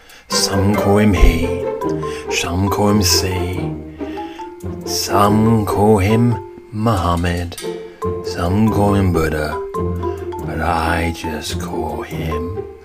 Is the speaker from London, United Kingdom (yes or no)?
no; South West England, United Kingdom; born there; I was born in Devon, and I lived a wild, wild. I was mad, rebellious.